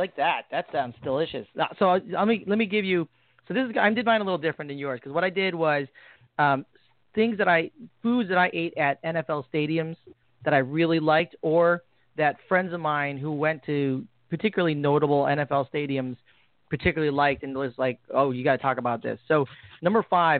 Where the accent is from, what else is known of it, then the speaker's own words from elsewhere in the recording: Midwest, United States; moved away; I'm actually from the Midwest.